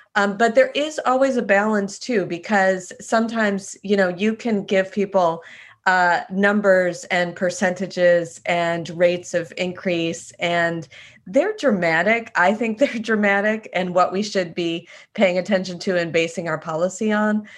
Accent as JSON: {"language": "English", "region": "Wisconsin", "country": "United States", "tie": "born or raised there", "said": "I grew up in Wisconsin"}